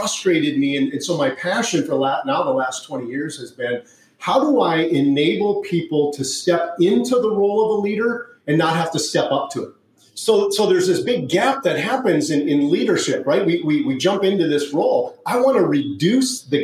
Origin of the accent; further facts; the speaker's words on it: Upper Peninsula of Michigan, United States; moved away as an adult; I grew up in the Upper Peninsula of Michigan. That's where I was raised